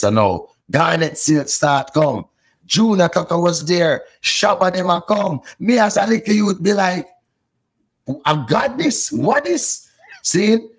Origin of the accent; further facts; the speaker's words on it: Port Antonio, Portland, Jamaica; also born or lived in Kingston, Jamaica; I grew up in Port Antonio, Jamaica, and then in Kingston, Jamaica for the older years of my life.